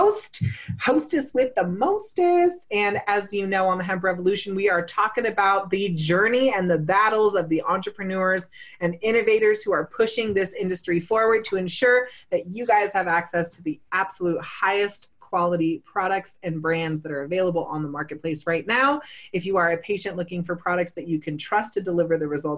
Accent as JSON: {"language": "English", "town": "San Diego", "region": "California", "country": "United States", "tie": "born or raised there", "said": "I grew up in San Diego"}